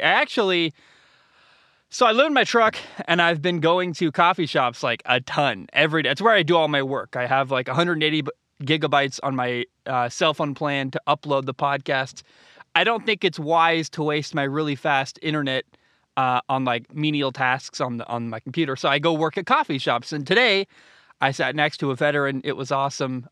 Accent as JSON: {"language": "English", "region": "Oregon", "country": "United States", "tie": "born or raised there", "also_born_or_lived": "Hawaii", "moved": "yes", "said": "I grew up in Oregon"}